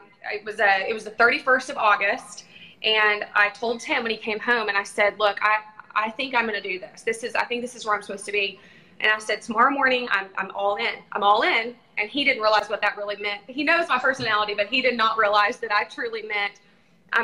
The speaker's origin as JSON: {"language": "English", "region": "Texas", "country": "United States", "moved": "yes", "lives_now": "Tulsa, United States", "said": "I'm from Texas"}